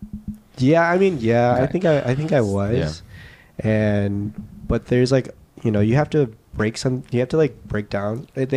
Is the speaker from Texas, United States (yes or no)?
yes; Texas, United States; now in New York, United States; I'm from Texas